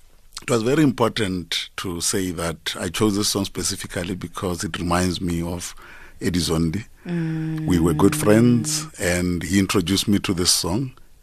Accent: Polokwane, Limpopo, South Africa; I was born in Polokwane.

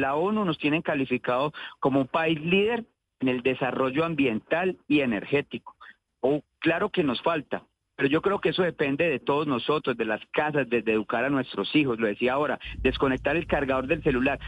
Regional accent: Colombia; nosotros como colombianos

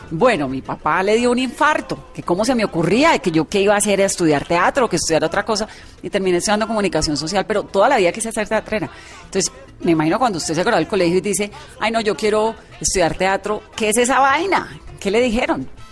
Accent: Cali, Valle del Cauca, Colombia; moved away as an adult; yo también me fui muy pequeña de Cali, a los 18

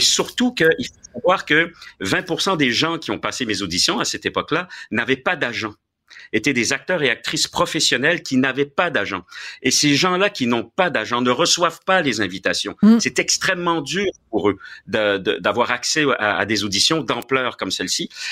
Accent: Quebec, Canada; moved away as an adult; also born or lived in France / Paris, France; je suis né en France, de parents français, tout ça, bien sûr, comme toi d'ailleurs. Mais par contre, je suis, comme toi d'ailleurs, un Québécois tricoté, euh, tricoté ici.

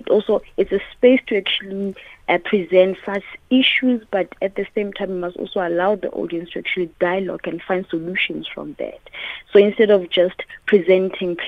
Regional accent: Daveyton, Gauteng, South Africa; I am a Mosotho girl, born and raised in Daveyton

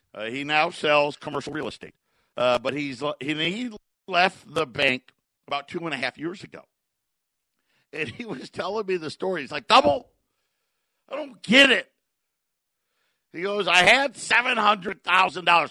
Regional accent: Syracuse, New York, United States; now in Phoenix area, United States; I grew up in Syracuse

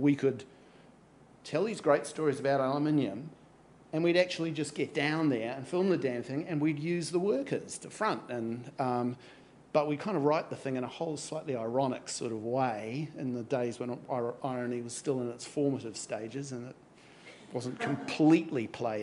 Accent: Napier, Hawke's Bay, New Zealand; I'm from Napier.

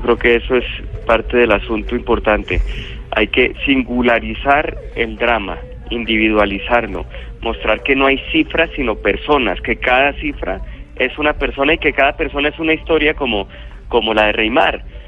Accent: Colombia

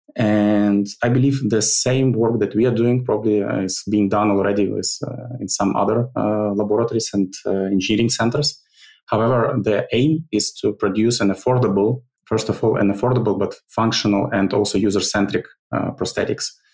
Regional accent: Ukraine; Originally, I'm from Ukraine. I, I, I was born in, uh, actually, not in Ukraine, but I li- lived all my life in the Ukraine

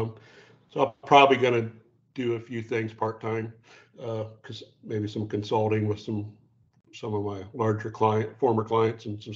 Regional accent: Whitley County, Indiana, United States; I grew up in Whitley County, Indiana, which is northeast

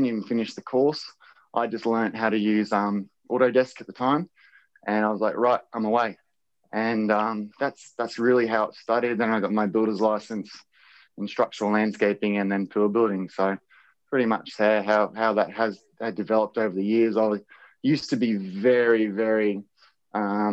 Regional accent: Wondai, Queensland, Australia; I grew up on near Wandai, and we had like an old wheat farm

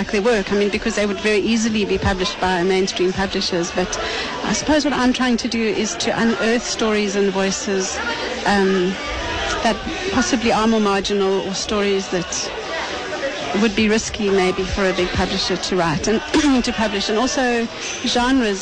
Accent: Lesotho; moved away; I grew up in Lesotho, and I had a Sotho name.

